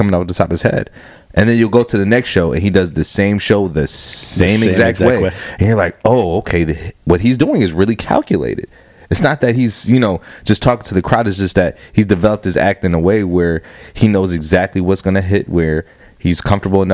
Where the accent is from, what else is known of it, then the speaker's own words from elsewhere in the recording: Cleveland, Ohio, United States; moved away as an adult; also born or lived in Akron, Ohio; now in Rochester, United States; That's where I'm from Cleveland, but I was living in Akron before I moved to Rochester